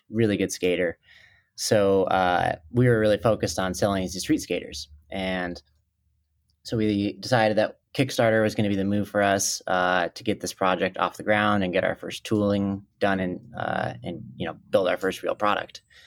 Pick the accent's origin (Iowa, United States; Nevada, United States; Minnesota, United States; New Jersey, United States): Minnesota, United States; also born or lived in Colorado Springs, Colorado; I was born in Colorado Springs, but, uh, when I was four, uh, my family moved to Minnesota